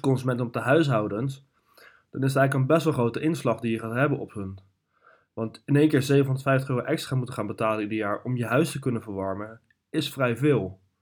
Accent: Netherlands; wij als Nederlanders

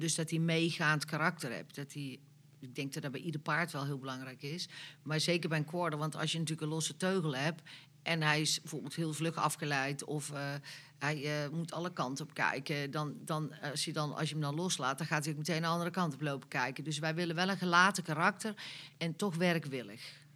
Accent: North Brabant, Netherlands; wij zijn Brabanders

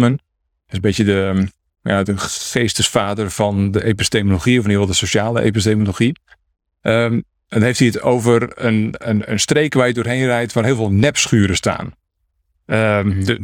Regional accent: Netherlands; ik kan fietsen, ik ben een Hollandse jongen. Dus eh, ik fiets al vanaf dat ik, eh, weet ik veel, twee of drie was.

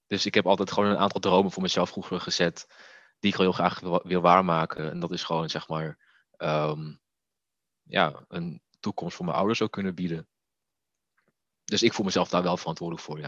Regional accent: Netherlands; als Molukse jongen in een klein Nederlands dorp

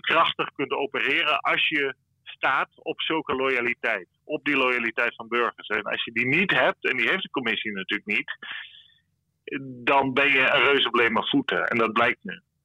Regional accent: Friesland, Netherlands; now in Brussels, Belgium; ik als Fries weet ook wel dat eh, mijn grootouders die kregen eh, slagen op het schoolplein eh, vroeger als ze Fries spraken

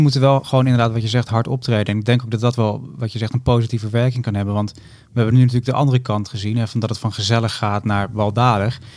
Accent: Netherlands; als Nederlanders

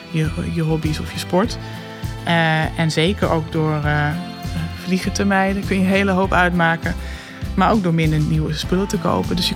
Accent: Netherlands; als Nederlander kun je, ja, als wij iets doen, doen ze in China wel weer wat. Maar ja, we hebben in Nederland al een hele hoge uitstoot per hoofd van de bevolking.

